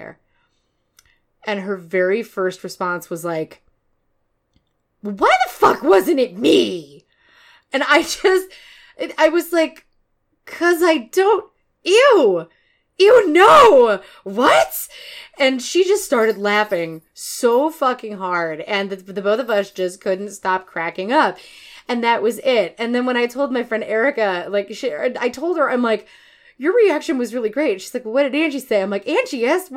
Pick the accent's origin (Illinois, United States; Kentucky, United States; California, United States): Illinois, United States; Chicago; also born or lived in Detroit, Michigan; now in Minneapolis, United States; I'm originally from Chicago